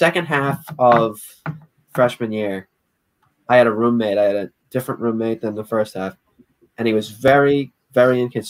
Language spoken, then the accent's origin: English; Saugus, Massachusetts, United States; I'm from Saugus